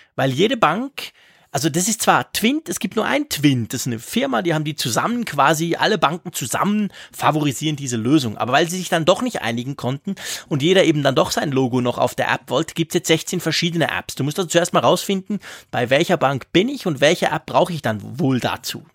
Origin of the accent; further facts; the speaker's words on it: Switzerland; wir Schweizer